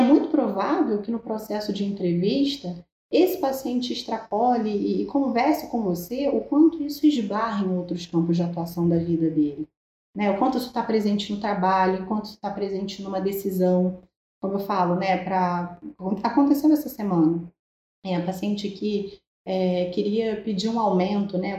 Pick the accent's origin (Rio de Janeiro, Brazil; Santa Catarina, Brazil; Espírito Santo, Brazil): Rio de Janeiro, Brazil; eu sou aqui do Rio de Janeiro